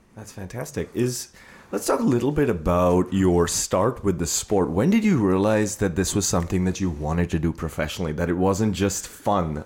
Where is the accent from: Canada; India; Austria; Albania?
India; moved away as an adult; now in United States; growing up in India